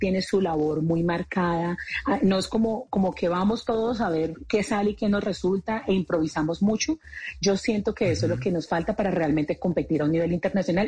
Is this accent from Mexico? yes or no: no; Colombia; como colombianos dedicados a la industria del entretenimiento